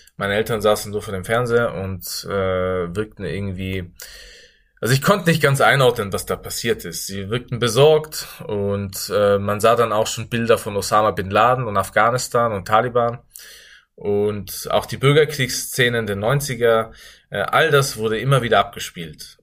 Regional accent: Innsbruck, Tyrol, Austria; ich in Österreich geboren und aufgewachsen bin

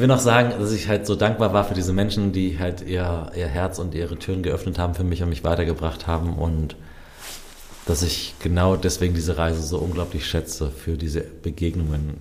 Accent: Germany; wo kommst du her? Deutschland

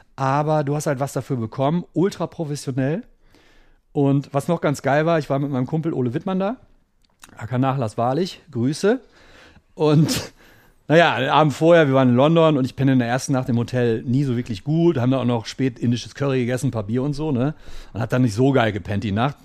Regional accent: Ruhr area, North Rhine-Westphalia, Germany; moved away; ich komme ja selber aus dem Ruhrpott oder habe damals im Ruhrpott gelebt

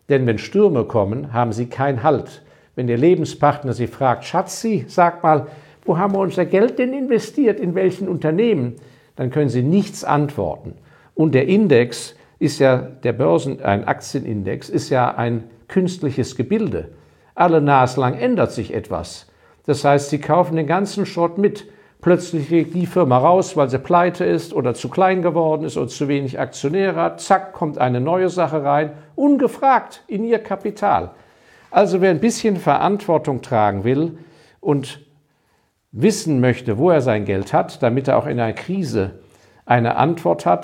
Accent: Hong Kong; weil ich habe ja meine Kindheit in Hongkong verbracht habe als Hongkong noch ein sehr kleiner Kolonialposten war. Ähm, bin da in die englische Grundschule gegangen

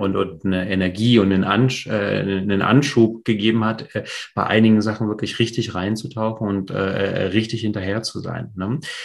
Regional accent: East Germany, Germany; moved away; also born or lived in Poland / West Berlin; ich bin in der DDR ähm, geboren und aufgewachsen äh, die ersten Jahre.

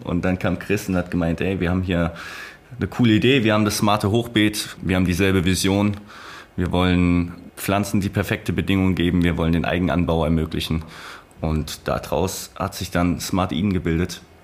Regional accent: Rhineland-Palatinate, Germany; Ich komme aus der Pfalz, ich komme aus der Natur, ich komme von einem, einer kleinen Stadt

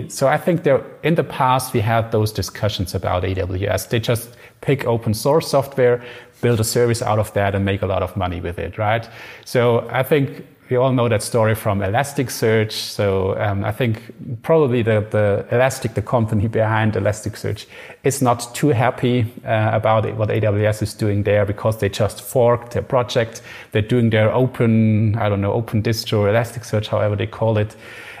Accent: Germany; so we are from Germany, and AMG in Germany is fast cars, basically.

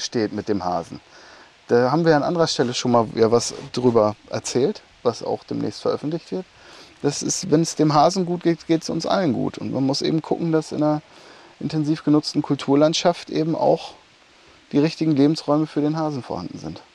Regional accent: Emsland, Lower Saxony, Germany; bei uns im Emsland, auf diesen sandigen Böden

